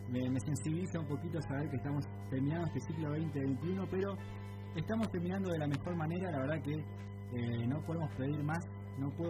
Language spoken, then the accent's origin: Spanish; Argentina; como argentinos